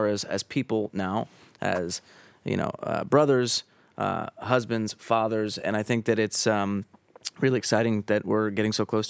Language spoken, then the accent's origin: English; New Jersey, United States; growing up in Jersey, obviously, it's a pretty special place for us.